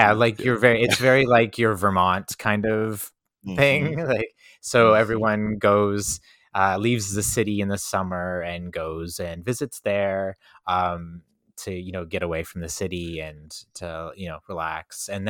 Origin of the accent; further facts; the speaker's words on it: Canada; I'm Canadian, right? We're trying to be like humble.